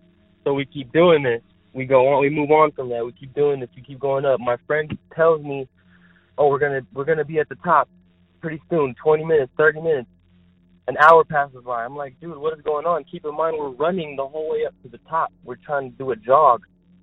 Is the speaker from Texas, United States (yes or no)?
yes; Texas, United States; I'm from Texas, and I've been here for 7 years, and my friends came. I was with my friends that are also from Texas